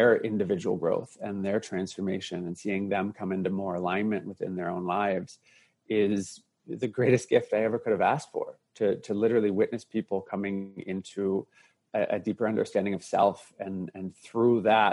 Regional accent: Canada; Growing up in Canada, being bullied and teased as a young boy

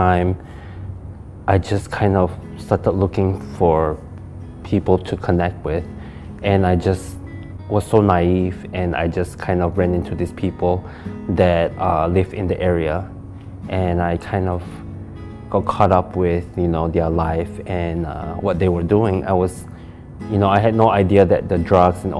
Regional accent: Malaysia; now in Michigan, United States; I'm actually from Malaysia, and I moved here back in 1999.

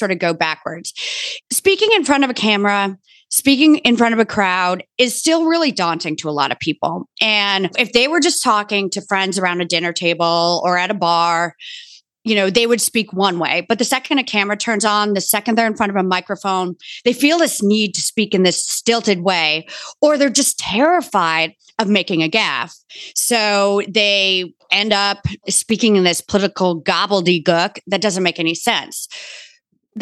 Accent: Bronxville, New York, United States; I grew up in Bronxville, New York

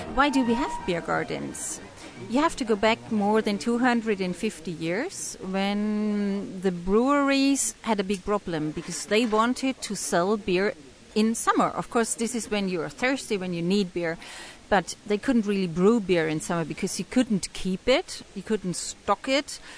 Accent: England, United Kingdom; also born or lived in Indonesia; I'm English, but I travel a lot in Indonesia

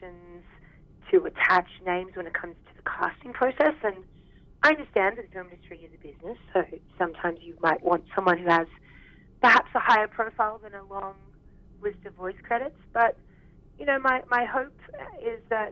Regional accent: Australia; accent: Aussie; now in Vancouver, Canada; not a lot of the people that I worked with knew that I was Australian

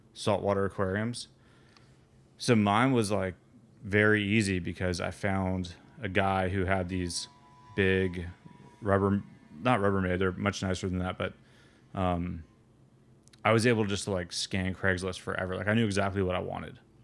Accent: Atlanta, Georgia, United States; also born or lived in Florida; I grew up in Atlanta, and I spent a lot of my s, time in, in Florida

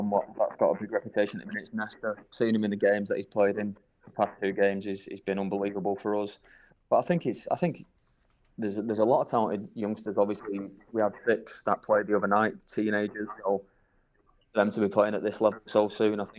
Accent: Manchester, North West England, United Kingdom; Yeah, it was it was obviously good.

